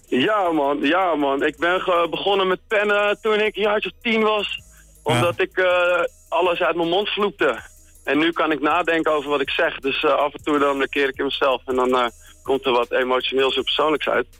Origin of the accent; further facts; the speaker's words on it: Wilnis, Utrecht, Netherlands; moved away as an adult; now in Utrecht, Netherlands; geboren in Wilnis